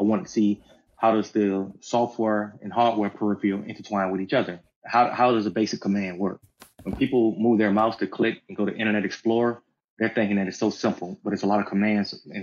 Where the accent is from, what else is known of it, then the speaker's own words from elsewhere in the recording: the South, United States; growing up in the South